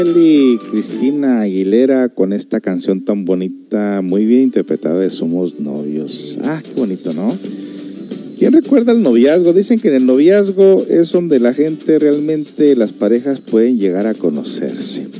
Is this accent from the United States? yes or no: yes; United States; viniendo de una familia de padres mexicanos, aunque soy por allá de Estados Unidos